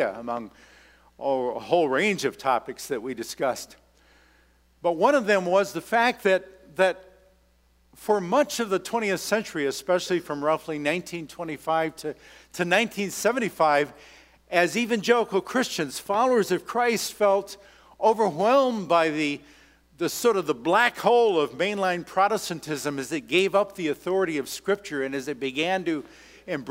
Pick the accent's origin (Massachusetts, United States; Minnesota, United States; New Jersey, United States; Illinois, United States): Minnesota, United States; I come from Minnesota, and that's the land of Scandies